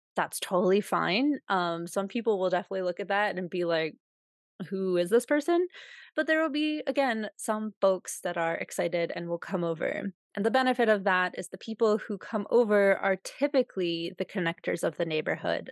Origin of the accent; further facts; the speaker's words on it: United States; accent: American; also born or lived in Russia; who heard my accent and were like, "Oh my God, I've always wanted to meet an American